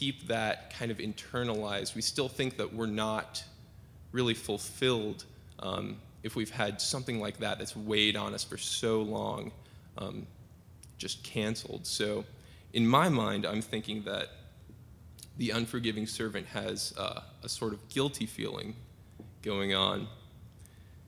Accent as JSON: {"language": "English", "town": "Seattle", "region": "Washington", "country": "United States", "tie": "born or raised there", "also_born_or_lived": "Southern Oregon University, Oregon", "moved": "as an adult", "said": "I'm from Seattle. My home church is Tibbetts United Methodist, and I've been there since I was five."}